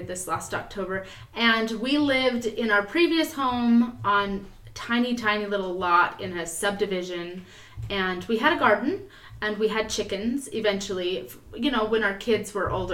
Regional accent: Utah, United States; moved away as an adult; now in Idaho, United States; We grew up in Utah, but here we are in Idaho

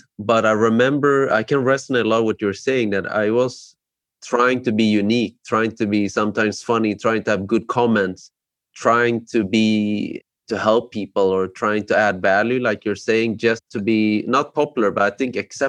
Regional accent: Sweden; when I grew up in Sweden, there's not a lot of immigrants or foreigners in Sweden. And I remember we're only like two or three Asian children in our kids in my middle school and high school.

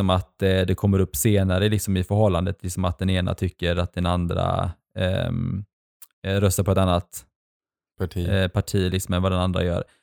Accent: Sweden; alltså under hela min uppväxt i Sverige så har ju någonstans de varit i makten.

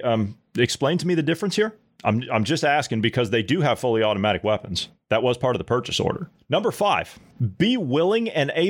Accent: Ohio, United States; This is my home state of Ohio.

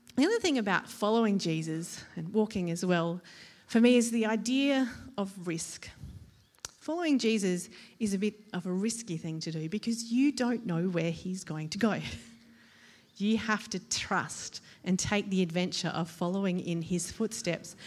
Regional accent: Australia; as an Australian

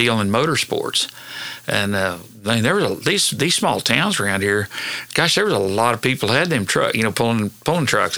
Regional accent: Hennessey, Oklahoma, United States; I went to school and grew up in Hennessy.

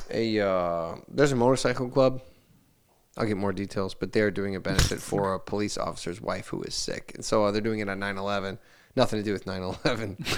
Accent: Hammond, United States; I would talk about I'm from Hammond, isn't this great

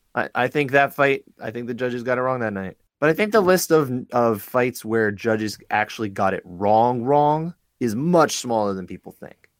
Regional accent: New Jersey, United States; I'm from Jersey

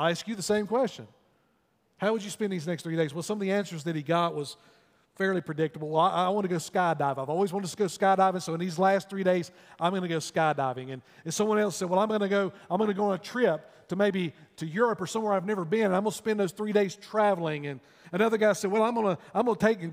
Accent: North Wilkesboro, North Carolina, United States; When you go up through my hometown, if you're making a trip up to the mountains, you'll pass through North Wilkesboro there on Highway 421.

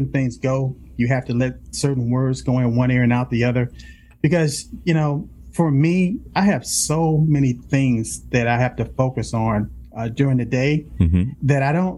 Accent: Los Angeles, California, United States; I grew up in South Central

